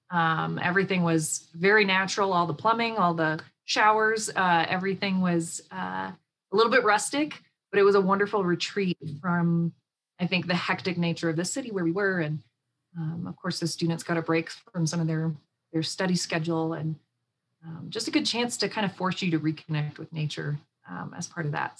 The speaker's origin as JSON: {"language": "English", "region": "Texas", "country": "United States", "tie": "born or raised there", "said": "I grew up in Texas"}